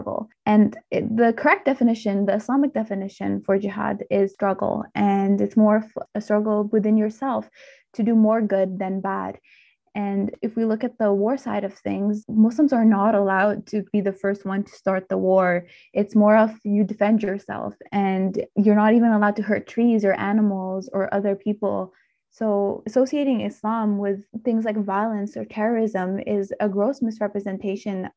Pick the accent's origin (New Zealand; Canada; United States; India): Canada; Mississauga, Ontario; also born or lived in Pakistan; I was born in Pakistan and grew up in Mississauga